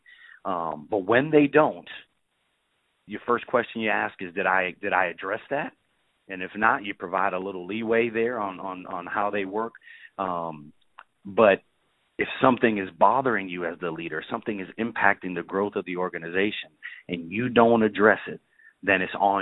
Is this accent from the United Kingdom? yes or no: no; New York City, New York, United States; also born or lived in North Carolina / Arkansas; now in Orlando, United States; I'm originally from the Bronx in New York City.